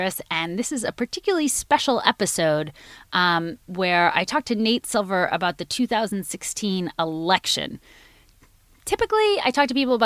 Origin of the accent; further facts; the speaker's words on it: Washington, District of Columbia, United States; shout out to my hometown